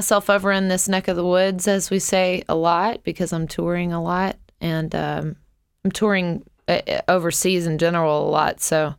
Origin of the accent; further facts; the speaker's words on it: Muscle Shoals, Alabama, United States; I'm from Alabama. I'm from Muscle Shoals, Alabama, actually.